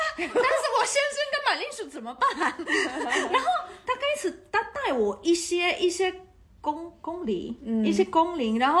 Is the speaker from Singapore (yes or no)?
no; Taiwan; now in Netherlands; 我我是刚刚从台湾来的，我我的头脑还在台币的